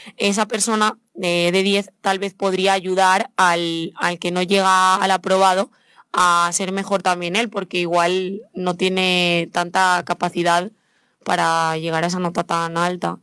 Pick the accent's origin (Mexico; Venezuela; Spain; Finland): Spain; yo misma soy española